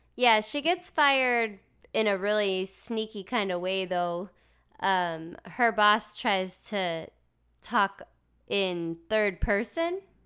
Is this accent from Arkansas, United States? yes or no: yes; Arkansas, United States; I'm from Arkansas.